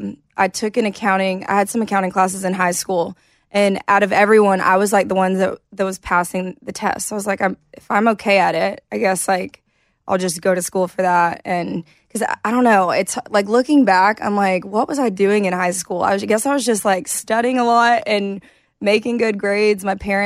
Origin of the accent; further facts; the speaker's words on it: Douglasville, Georgia, United States; I grew up in Douglasville, Georgia, which is like west of Atlanta.